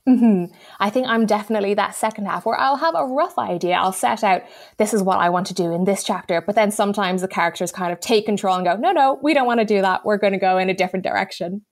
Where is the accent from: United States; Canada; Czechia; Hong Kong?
Hong Kong; moved away; I grew up in Hong Kong